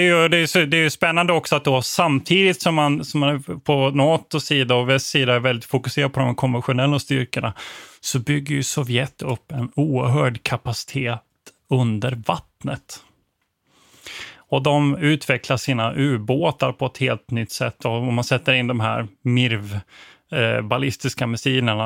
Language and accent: Swedish; Växjö, Kronoberg County, Sweden; jag är född i Växjö